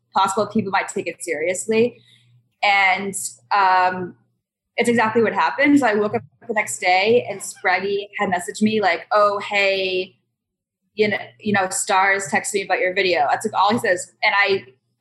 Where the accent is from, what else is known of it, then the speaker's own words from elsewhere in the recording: East Coast, United States; moved away as an adult; also born or lived in Boston / New York / Las Vegas; now in United Kingdom; I'm from the East Coast. I came to Boston. I went to school in New York.